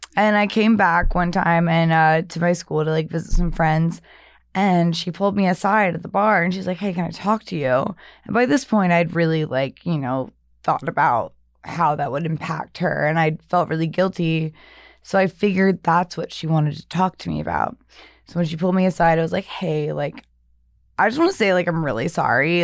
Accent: the South, United States; moved away; I'm from the South

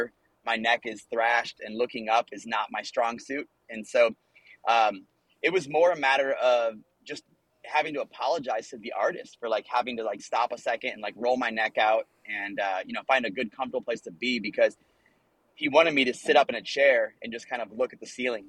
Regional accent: Ohio, United States; moved away; And so I'm from Ohio

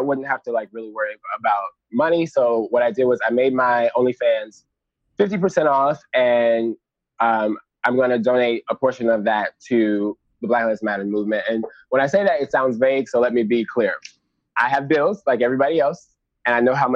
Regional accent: Chicago, Illinois, United States; I am actually from Chicago

